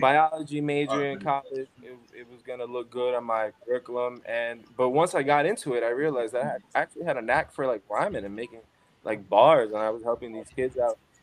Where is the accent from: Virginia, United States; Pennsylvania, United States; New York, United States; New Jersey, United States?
New York, United States; New York City; now in Phoenix, Arizona, United States; I'm from Crown Heights, Brooklyn. Grew up there for years of my life